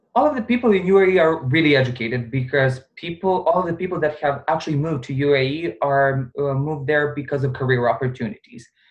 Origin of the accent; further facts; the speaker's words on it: Bosnia & Herzegovina; also born or lived in Serbia; now in Dubai, United Arab Emirates; originally I'm from Bosnia